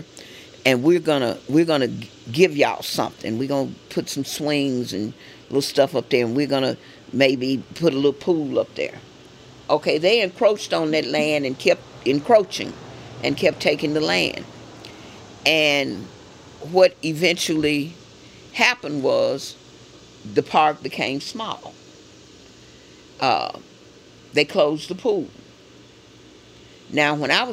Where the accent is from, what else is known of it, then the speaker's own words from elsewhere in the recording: Memphis, Tennessee, United States; I grew up on Carnes Avenue